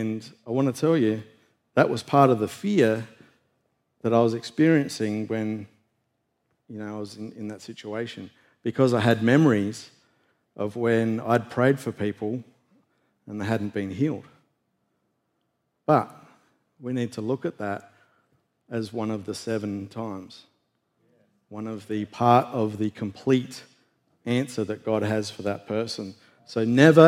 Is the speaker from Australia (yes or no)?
yes; Australia; moved away; I was in the national weightlifting team back in Australia